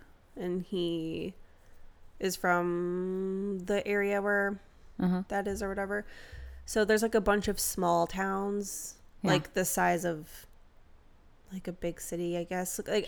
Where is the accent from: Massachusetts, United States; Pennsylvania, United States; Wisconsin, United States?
Wisconsin, United States; southeastern; moved away; also born or lived in Milwaukee, Wisconsin; My hometown, small town in southeastern Wisconsin, but it's fucking pretty.